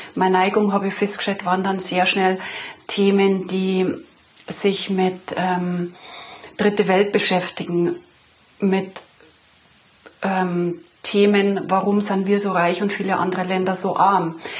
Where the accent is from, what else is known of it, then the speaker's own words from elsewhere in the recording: Munich, Bavaria, Germany; now in Lenggries, Germany; ich bin in München geboren, 1972, in eine Arbeiterfamilie hinein, mit äh, zwei Brüdern aufgewachsen